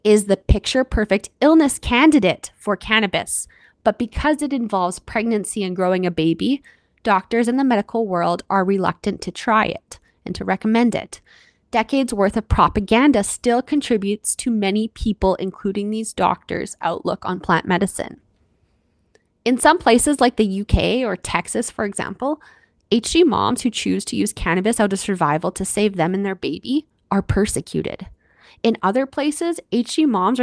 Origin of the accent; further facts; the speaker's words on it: Canada; I'm your Canadian host